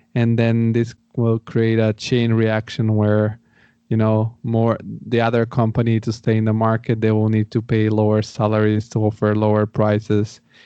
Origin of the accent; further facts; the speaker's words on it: Bulgaria; also born or lived in Rome, Italy; now in Frankfurt, Germany; I'm originally from Bulgaria